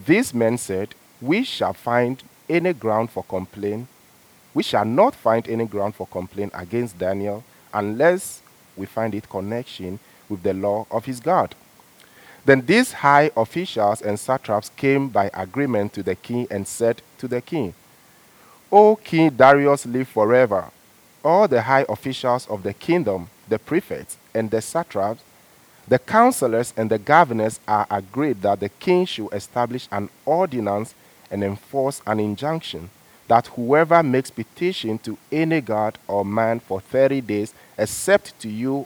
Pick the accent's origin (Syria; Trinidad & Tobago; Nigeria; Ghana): Ghana; moved away as an adult; also born or lived in China; now in Canada; Growing up in Ghana, I have a style of church which I used to religiously